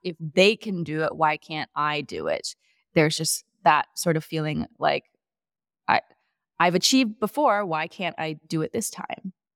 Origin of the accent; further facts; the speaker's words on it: Chicago, Illinois, United States; also born or lived in Madison, Wisconsin; I was born in Madison, Wisconsin. I spent nine years there, then another nine years in the suburbs of Chicago.